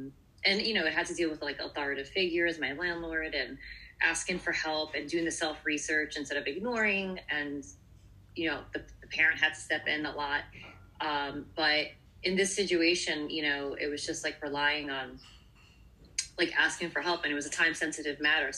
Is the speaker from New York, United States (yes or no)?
yes; Brooklyn, New York, United States; And I'm from Brooklyn, you know